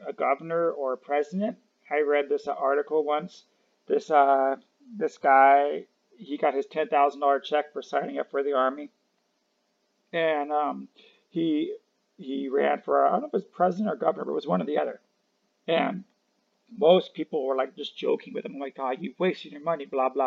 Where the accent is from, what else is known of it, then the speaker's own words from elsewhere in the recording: United States; I am from America